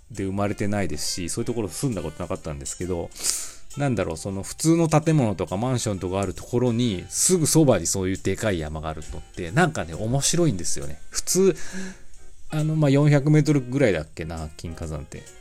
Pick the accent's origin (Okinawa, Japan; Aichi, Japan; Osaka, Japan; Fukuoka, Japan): Aichi, Japan; Mihama; moved away as an adult; also born or lived in Nagakute, Aichi / Inazawa, Aichi / Gifu City, Gifu; now in Gifu, Japan; 私も美浜町出身で、大学生の時は長久手町、今長久手市ですけど、長久手町、長久手もよかったな。で、社会人とかこの辺は稲沢市に住んでて、今岐阜市なんですけ